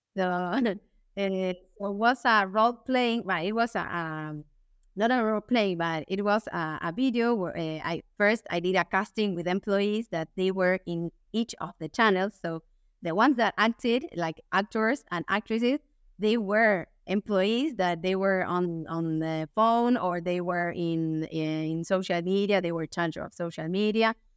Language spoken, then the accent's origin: English; Buenos Aires, Argentina; English is a second language; I'm from Argentina, from Buenos Aires. I, I live here.